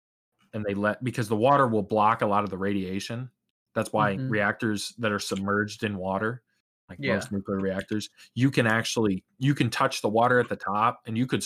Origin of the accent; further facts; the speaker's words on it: Northwest Iowa, United States; I come from the Northwest of Iowa